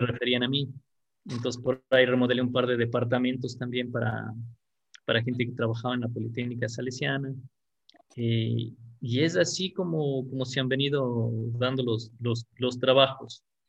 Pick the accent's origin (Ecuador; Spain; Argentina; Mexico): Ecuador; Quito, Pichincha; Yo nací aquí en Quito, en, la capital del Ecuador, y tengo actualmente 41 años.